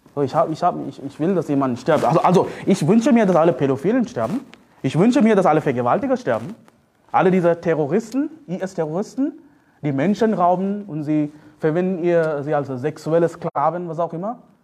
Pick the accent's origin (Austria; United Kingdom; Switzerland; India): India; German is a second language; now in Germany; Ich komme aus Indien